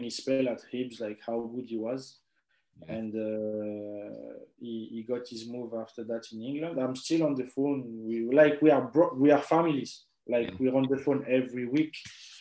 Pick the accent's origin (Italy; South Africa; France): France; Paris, Île-de-France; moved away; we're from Paris